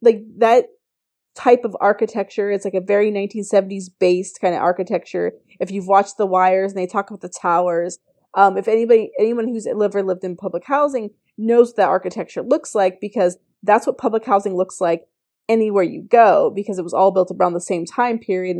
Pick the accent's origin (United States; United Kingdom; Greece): United States; especially as American, as Black Americans.